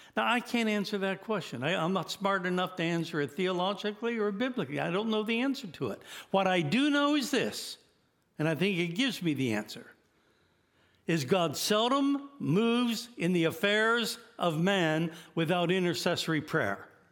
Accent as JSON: {"language": "English", "country": "United States", "said": "as an American in Pakistan"}